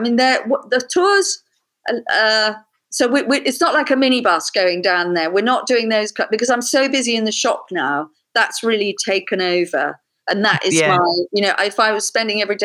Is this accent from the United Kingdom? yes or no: yes; London, United Kingdom; I grew up in London